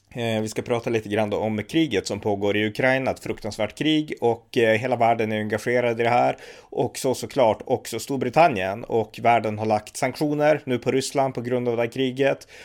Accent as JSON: {"language": "Swedish", "region": "Västernorrland County", "country": "Sweden", "said": "Här uppe där vi kommer ifrån, Västernorrland"}